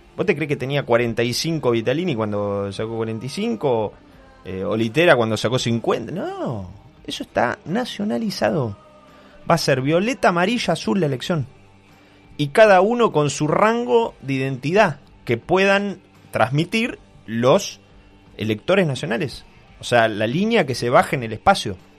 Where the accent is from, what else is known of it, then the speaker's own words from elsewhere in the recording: Argentina; Argentina es Argentina, tenemos una realidad distinta, somos todos pillos